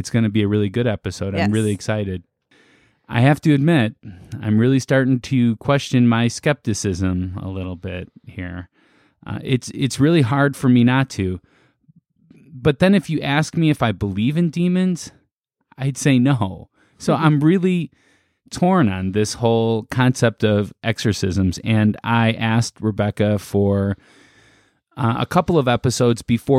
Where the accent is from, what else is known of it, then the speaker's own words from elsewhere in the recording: Chicago, Illinois, United States; moved away; I'm from the South Side. You can't tell by the way I talk.